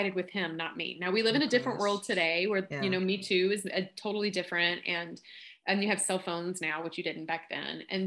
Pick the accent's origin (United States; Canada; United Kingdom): United States; Kentucky; accent: Southern drawl; I'm from Kentucky. I'm not sure if you picked up on the accent